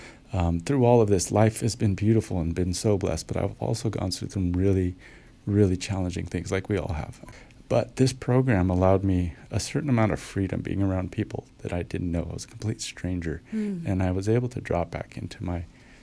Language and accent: English; Long Beach, California, United States; now in Bulgaria; And same thing, I came from Southern California, from L.A., Long Beach area. I'm familiar with all that area. I don't want to go back there. Bulgaria? Never even thought more than once about it.